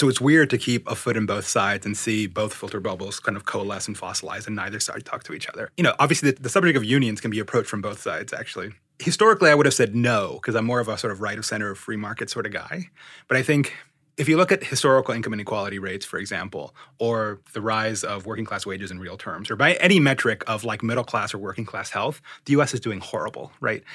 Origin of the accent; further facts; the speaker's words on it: Miami, Florida, United States; moved away as an adult; also born or lived in Orange County, California / Berkeley, California / New York; now in San Francisco Bay Area, United States; I was raised in the Spanish, Thailand stucco nightmares of the Miami suburbs, the far western parts of the city, what's known as the Southwest Miami